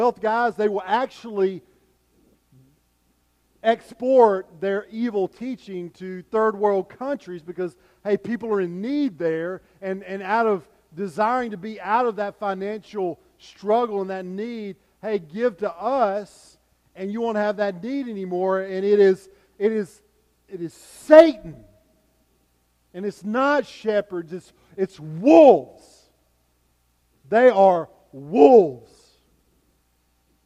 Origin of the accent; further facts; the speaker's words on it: United States; as American Christians